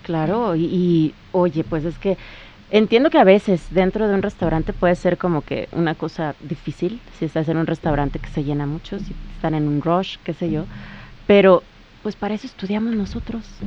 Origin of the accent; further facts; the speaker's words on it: Mexico; yo como mujer mexicana